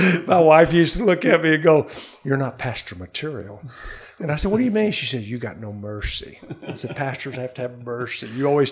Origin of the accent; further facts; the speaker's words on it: Texas, United States; also born or lived in Corpus Christi, Texas; I grew up in Texas. I grew up, you know, with my cousins in the country, the hill country of Texas, until I was 11. And then we moved to a city called Corpus Christi, Texas